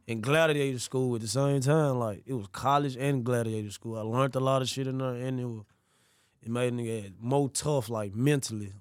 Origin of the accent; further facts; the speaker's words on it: Memphis, Tennessee, United States; I grew up in South Memphis, like, I grew up in South Memphis